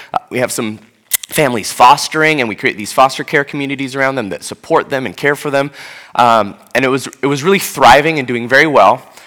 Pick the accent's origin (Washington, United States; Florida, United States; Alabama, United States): Washington, United States; Seattle; moved away as an adult; now in Atlanta, United States; as a white person from Seattle